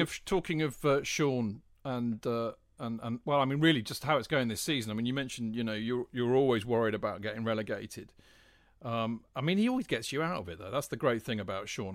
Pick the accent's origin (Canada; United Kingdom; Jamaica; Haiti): United Kingdom; England; we're English